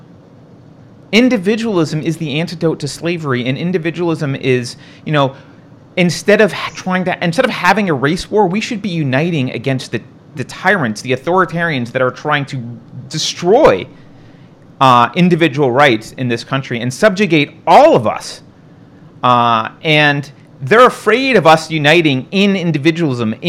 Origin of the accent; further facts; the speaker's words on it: New York, United States; I grew up in New York